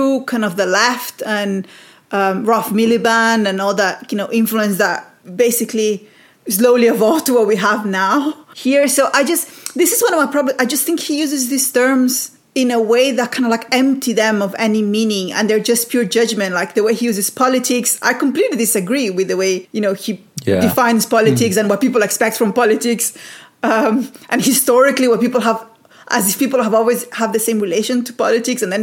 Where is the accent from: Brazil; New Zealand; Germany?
Brazil; moved away; I grew up in Brazil